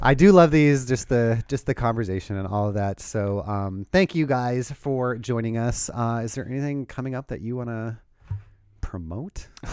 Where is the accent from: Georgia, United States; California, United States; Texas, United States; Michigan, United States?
California, United States; Southern; now in Portland, United States; growing up in Southern California.